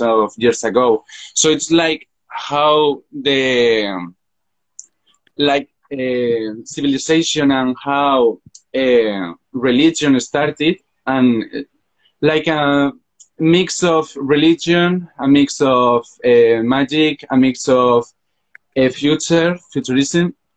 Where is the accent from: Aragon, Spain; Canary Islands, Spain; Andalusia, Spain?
Aragon, Spain; Zaragoza; English is a second language; I'm from Zaragoza, Spain. It's a city between Madrid and Barcelona, and I have just finished my finished my degree on fashion design here in Zaragoza